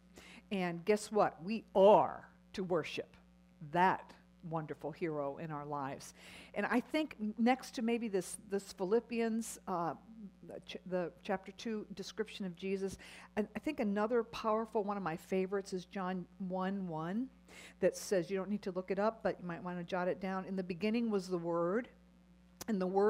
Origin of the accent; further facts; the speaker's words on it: United States; as American Christian women